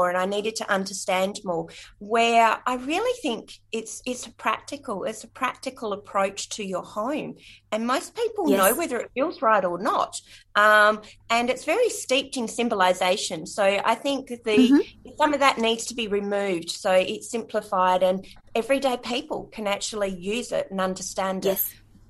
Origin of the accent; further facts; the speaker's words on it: Australia; also born or lived in Perth / Belair / Cobar / Bowen; being Australian